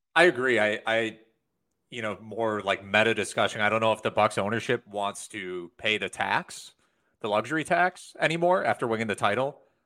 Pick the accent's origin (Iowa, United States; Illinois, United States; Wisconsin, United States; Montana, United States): Wisconsin, United States; we're from Wisconsin